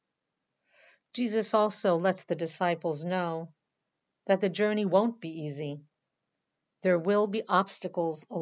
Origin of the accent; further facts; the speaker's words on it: Baltimore, Maryland, United States; I'm from Baltimore, Maryland